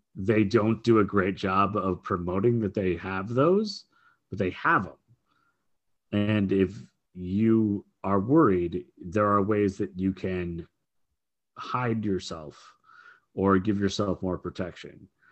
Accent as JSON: {"language": "English", "town": "Minneapolis", "region": "Minnesota", "country": "United States", "tie": "born or raised there", "said": "I grew up in the Twin Cities here in Minnesota, in Minneapolis, Saint Paul"}